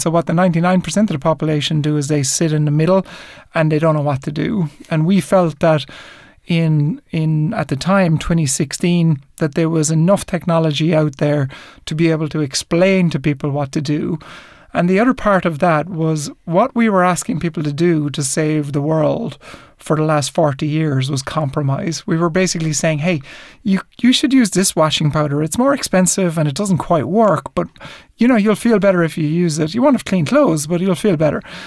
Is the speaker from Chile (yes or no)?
no; Ireland; growing up in Ireland in the in the seventies and eighties